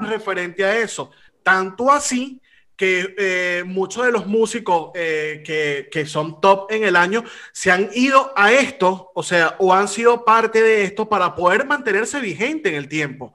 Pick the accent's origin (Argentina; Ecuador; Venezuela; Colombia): Venezuela; now in Spain; he aprendido a valorar más lo que se hace en mi país porque he tenido la oportunidad de hacer la comparación de donde estoy a lo que se hacía en mi país